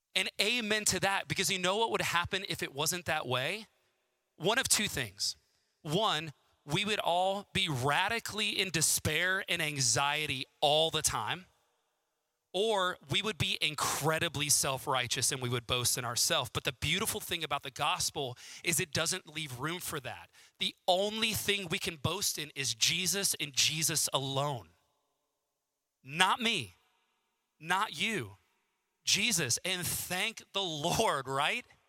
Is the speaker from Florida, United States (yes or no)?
yes; Southwest Florida, United States; now in Huntsville, United States; I grew up in Southwest Florida